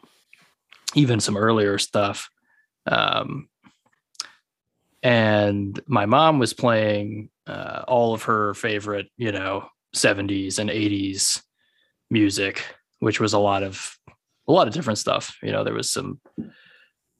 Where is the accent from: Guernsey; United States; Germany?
United States; between San Antonio and Del Rio, Texas; also born or lived in Denton, Texas; Not even a town. Yeah, way out in the middle of nowhere